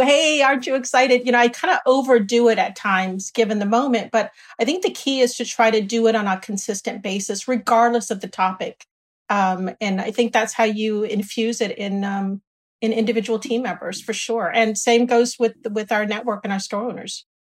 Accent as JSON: {"language": "English", "town": "San Bernardino", "region": "California", "country": "United States", "tie": "born or raised there", "also_born_or_lived": "Washington DC area / Boston / Dallas / Michigan", "moved": "as an adult", "said": "I grew up here in San Bernardino, not too far away"}